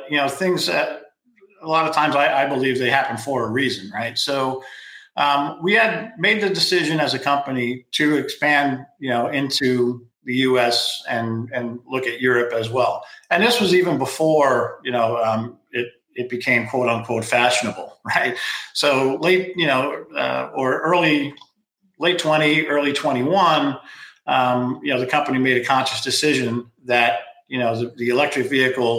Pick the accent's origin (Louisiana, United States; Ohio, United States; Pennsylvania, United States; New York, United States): New York, United States; New York City; now in California, United States; I grew up on Staten Island